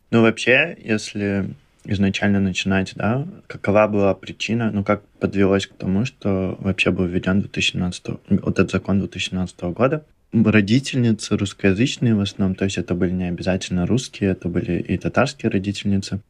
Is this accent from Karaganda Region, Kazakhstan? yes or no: no; Kentau, Turkistan Region, Kazakhstan; moved away; я из города Кентау